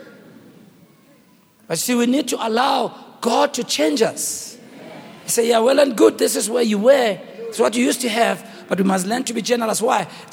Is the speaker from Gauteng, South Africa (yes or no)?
yes; Soweto, Gauteng, South Africa; I grew up in Rockville